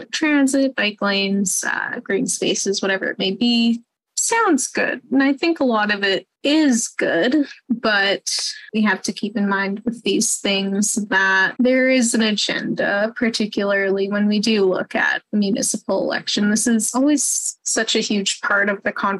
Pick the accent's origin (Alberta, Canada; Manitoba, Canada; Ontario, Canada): Manitoba, Canada; Winnipeg; I grew up in South Osborne